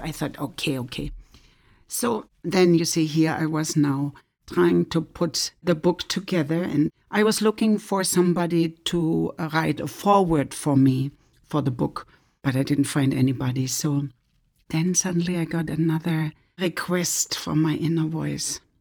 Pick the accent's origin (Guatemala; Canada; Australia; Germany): Germany; moved away as an adult; also born or lived in West Africa; now in United States; I am originally from Germany, but I'm now living in the United States